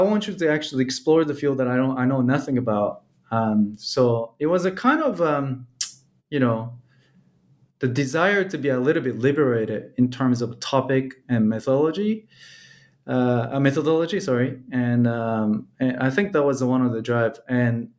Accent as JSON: {"language": "English", "country": "Japan", "tie": "born or raised there", "moved": "yes", "lives_now": "Belgium", "said": "when I was growing up in Japan"}